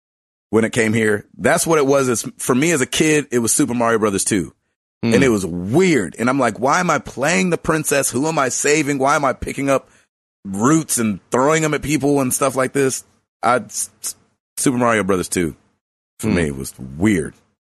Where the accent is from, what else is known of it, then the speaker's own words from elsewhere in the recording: United States; I'm an American.